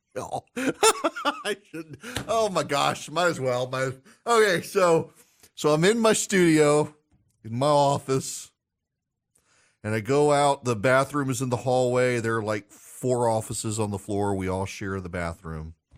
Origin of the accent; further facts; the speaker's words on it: Louisiana, United States; I'm from Louisiana. It's great to be on the radio in my home state.